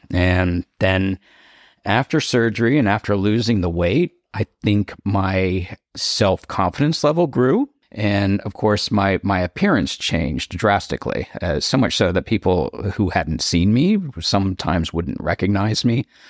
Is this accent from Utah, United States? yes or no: no; Cupertino, California, United States; moved away as an adult; also born or lived in East Coast (US) / Delaware; now in Palm Springs, United States; I'm from the East Coast, uh, when I was ten years old, my family moved out to Cupertino, the Bay Area